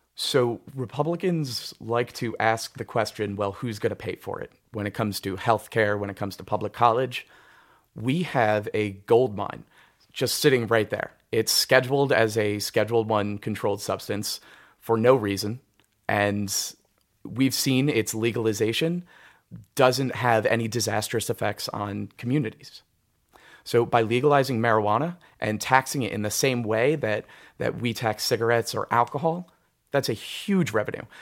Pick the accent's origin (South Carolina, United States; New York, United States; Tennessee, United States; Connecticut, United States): New York, United States; Wallkill; also born or lived in Cold Spring, New York; I went to Walk Hill High School. I, I grew up around here